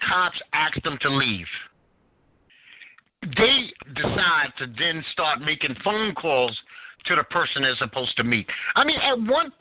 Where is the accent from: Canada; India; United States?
United States; New York; now in North Carolina, United States; I am a native New Yorker, and in being a New Yorker